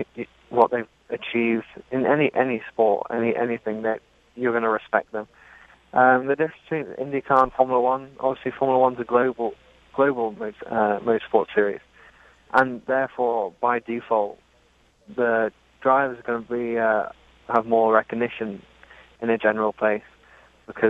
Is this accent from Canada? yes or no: no; Dubai, United Arab Emirates; now in Miami, United States; Well, I was born in Dubai. I grew up there. My parents are English.